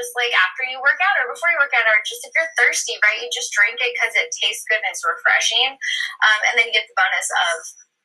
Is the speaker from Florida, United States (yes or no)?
no; Texas, United States; I am from Texas, and Poppi headquarters is in Dallas, Texas right now, and we have, you know, team members all over, but I grew up here